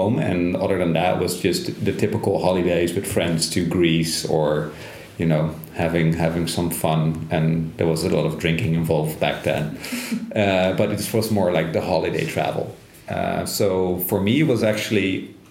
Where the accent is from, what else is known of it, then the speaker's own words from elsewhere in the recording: Netherlands; moved away as an adult; I'm also from the Netherlands, 37